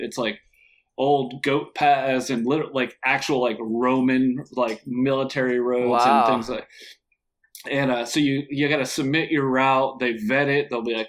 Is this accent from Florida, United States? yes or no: yes; Florida, United States; also born or lived in Connecticut; I'm originally from Connecticut, but I moved to Florida when I was like 3, but I used to always go up for the summer.